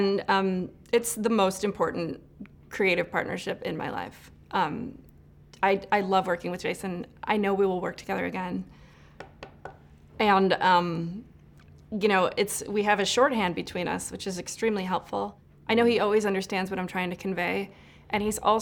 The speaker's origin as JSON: {"language": "English", "region": "Illinois", "country": "United States", "tie": "born or raised there", "moved": "as an adult", "lives_now": "Los Angeles, United States", "said": "growing up in Illinois. And then I moved out to LA to work in the film business"}